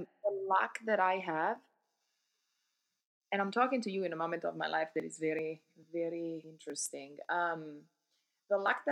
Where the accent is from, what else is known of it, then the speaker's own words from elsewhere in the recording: Milan, Lombardy, Italy; English is a second language; moved away as an adult; also born or lived in New York City, United States; now in New Jersey, United States; I'm originally from Italy. I grew up in Milano.